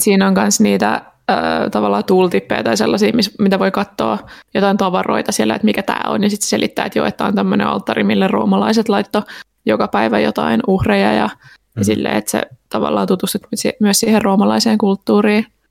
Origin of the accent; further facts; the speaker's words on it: Turku, Southwest Finland, Finland; olen Turusta